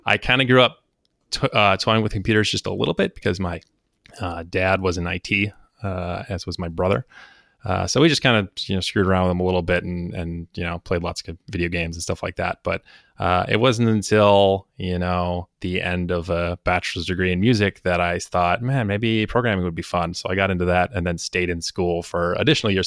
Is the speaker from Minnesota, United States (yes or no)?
yes; Minneapolis, Minnesota, United States; moved away as an adult; also born or lived in East Coast, United States; originally from the Minneapolis, Saint Paul metro area in Minnesota.